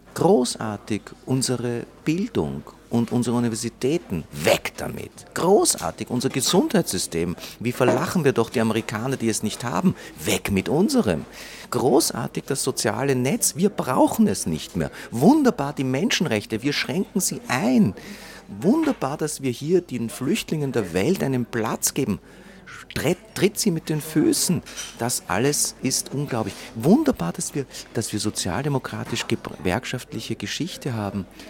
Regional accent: Israel; ich bin geboren in Israel

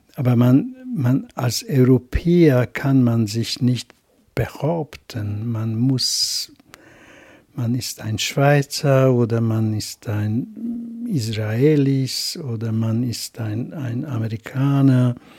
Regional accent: Hungary; first language Hungarian; German is a second language; ich schreibe immer als ungarischer Autor. Das ist meine Muttersprache.

